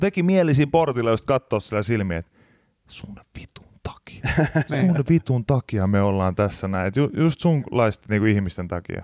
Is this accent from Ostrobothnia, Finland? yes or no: no; Pori, Satakunta, Finland; now in Helsinki, Finland; olen Porista kuitenkin kotoisin